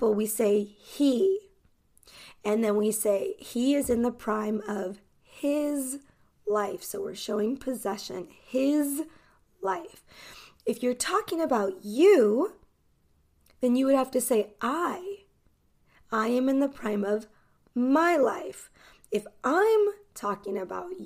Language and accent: English; United States; I am an American English teacher